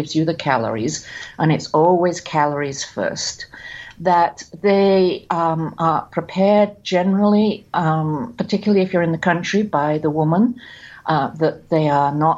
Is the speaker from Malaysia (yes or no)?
no; England, United Kingdom; growing up in England. We never bought vegetables. We grew them all.